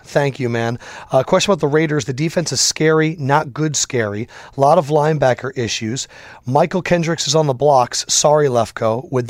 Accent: China; now in Philadelphia, United States; I grew up in China before moving to Philly.

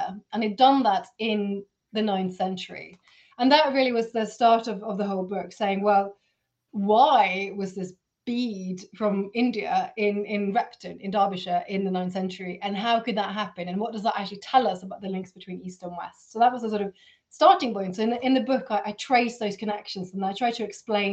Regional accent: Oslo, Norway; growing up in Oslo

